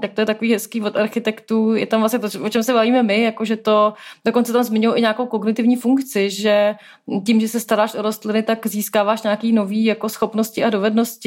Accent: Prague, Czechia; jsem prostě Pražák

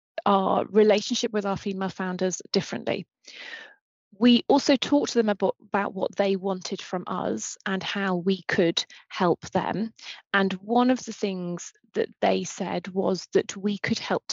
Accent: United Kingdom; I'm very British. I'm very British.

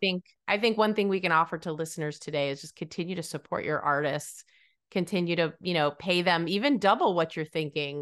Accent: New England, United States; when I was young, I grew up in New England

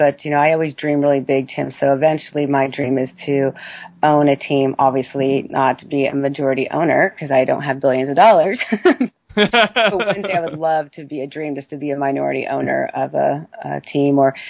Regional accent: San Francisco, California, United States; also born or lived in Dallas; I grew up in the Bay Area in San Francisco

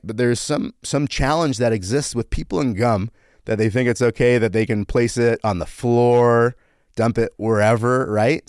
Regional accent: United States; also born or lived in Canada; Then at five, I moved to America

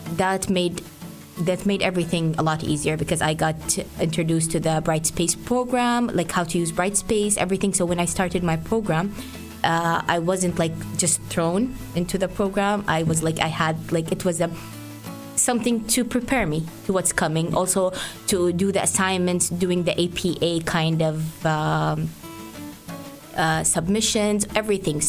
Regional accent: Saudi Arabia; English is a second language; moved away as an adult; now in Canada; I'm from Saudi Arabia.

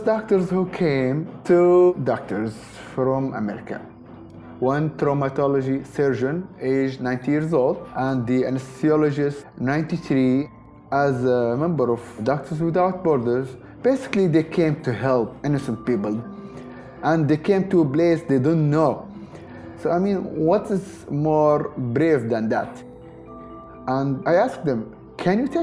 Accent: Misrata, Misrata District, Libya; English is a second language; moved away as an adult; I'm from Libya. My city name, Misrata, is the third biggest city

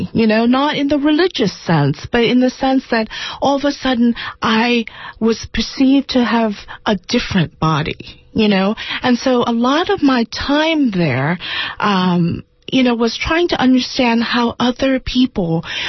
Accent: Boiling Springs, North Carolina, United States; now in New York City, United States; I grew up in Boiling Springs, North Carolina. My parents were Thomas and Deanne.

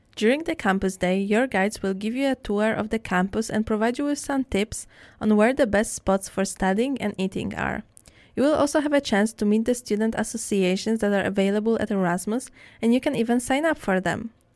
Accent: Poland; moved away as an adult; now in Netherlands; my home country, which is Poland

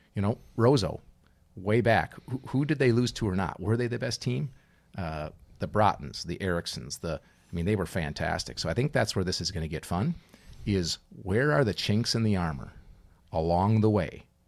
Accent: Minnesota, United States; growing up in Minnesota, playing hockey

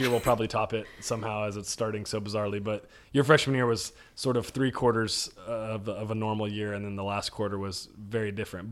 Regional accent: Dallas, Texas, United States; moved away as an adult; now in Waco, United States; I was from North Dallas area before that, came to Waco

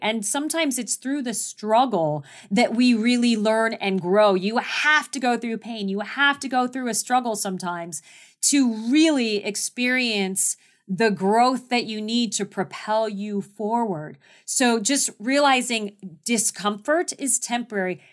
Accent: Phoenix, Arizona, United States; I was born and raised in Phoenix, Arizona.

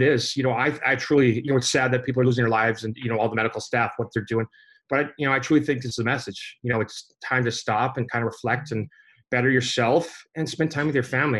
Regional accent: Canada; growing up in Canada

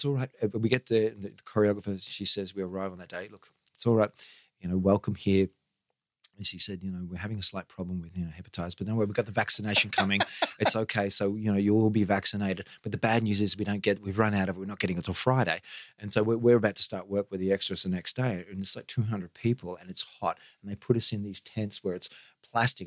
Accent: Brisbane, Queensland, Australia; moved away as an adult; also born or lived in United States; Grew up Waterford, Mount Gravatt, Sunnybank, Camp Hill, Greenslopes.

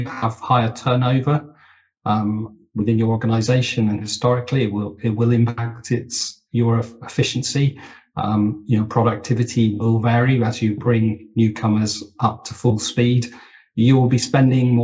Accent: United Kingdom; as a Brit

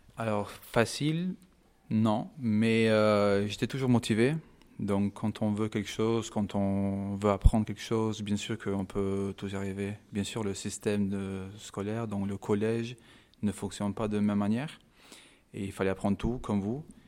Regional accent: Kosovo; French is a second language; also born or lived in London, United Kingdom; now in France; je viens de Kosovo. je suis né en Angleterre, à Londres, mais je, viens de Kosovo.

